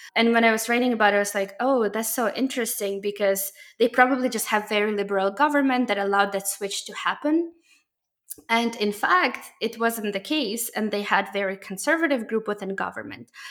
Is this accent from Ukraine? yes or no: yes; Ukraine; moved away; I'm originally from Ukraine